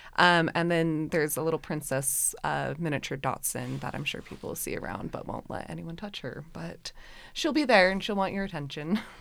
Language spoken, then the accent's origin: English; West Jordan, Utah, United States; grew up in West Jordan, Utah